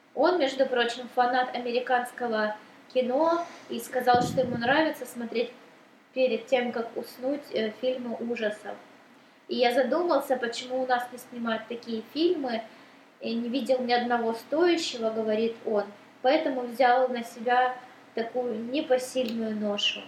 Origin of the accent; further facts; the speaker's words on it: Donetsk, Donetsk Oblast, Ukraine; родном городе Донецке